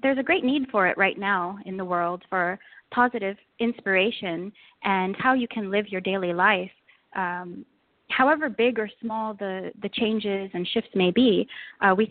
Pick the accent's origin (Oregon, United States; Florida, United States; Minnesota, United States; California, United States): California, United States; the Bay Area; moved away as an adult; now in Bahrain; I'm originally from California, from the Bay Area